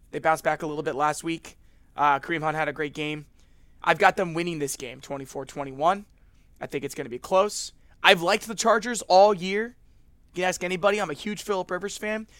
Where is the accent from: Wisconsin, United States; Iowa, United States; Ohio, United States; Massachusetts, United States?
Ohio, United States; Cincinnati; I'm from Cincinnati.